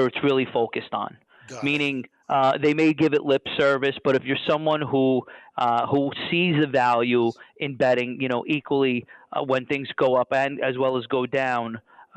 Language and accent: English; New York City, New York, United States; I'm from New York, I'm from Brooklyn